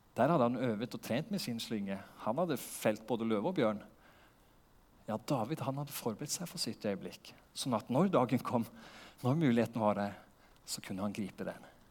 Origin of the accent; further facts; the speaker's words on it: Porsgrunn, Vestfold og Telemark, Norway; moved away as an adult; now in Lista, Norway; Jeg vokste opp i Porsgrunn